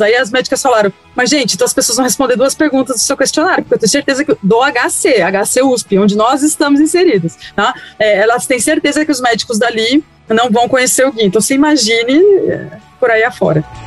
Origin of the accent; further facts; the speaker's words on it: São Paulo, Brazil; Eu sou de São Paulo, amor, eu falo bolacha